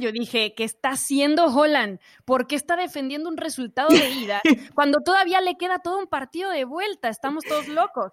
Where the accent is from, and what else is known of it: Mexico